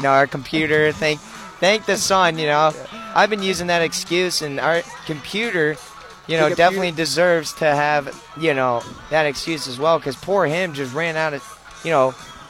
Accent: Texas, United States; now in Missouri, United States; But I'm from Texas, so I'm used to it.

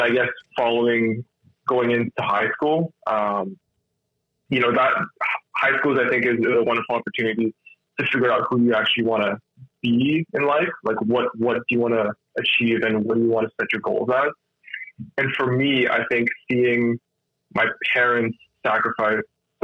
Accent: Winnipeg, Manitoba, Canada; I was born here. I grew up in Winnipeg my entire life.

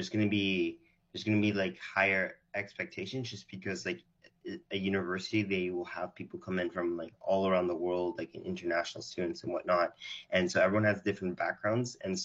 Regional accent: Canada; born or raised there; also born or lived in Israel

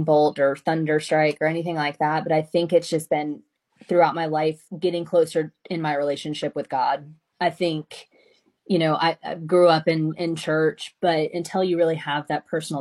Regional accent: the South, United States; growing up in the South

